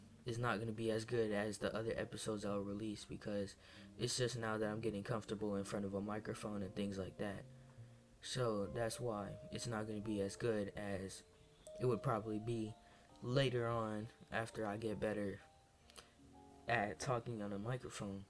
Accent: Massachusetts, United States; I'm of Dominican descent, and I come from Massachusetts. I actually moved to Massachusetts when I had 1 year old, when I was 1 year old

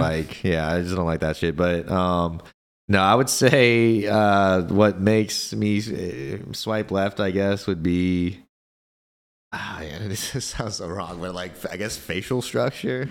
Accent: Kansas City, United States; my part in just the K C community, um, and I, and I just say that just because this is my hometown

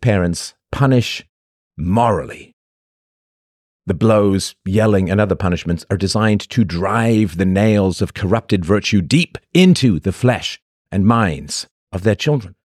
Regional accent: England, United Kingdom; When I was a little boy growing up in England

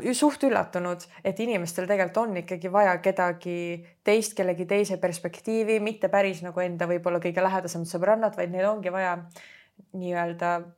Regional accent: Estonia; now in Tallinn, Estonia; põline maakas, kes tuli Tallinnasse tegelikult ma olen eluaeg käinud Tallinnas koolis

